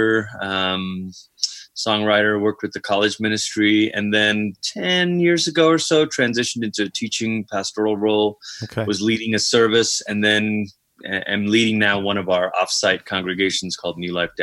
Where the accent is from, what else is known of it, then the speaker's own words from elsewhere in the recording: Malaysia; moved away as an adult; also born or lived in Portland, Oregon, United States / Tulsa, Oklahoma, United States; now in Colorado Springs, United States; I was born in Malaysia. I'm actually from Malaysia